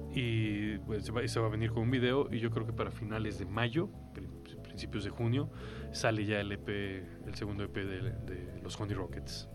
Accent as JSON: {"language": "Spanish", "country": "Mexico", "said": "yo mexicano"}